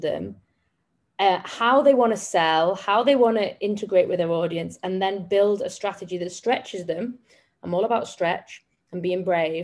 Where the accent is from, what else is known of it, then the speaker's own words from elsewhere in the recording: Manchester, North West England, United Kingdom; I come from Manchester in England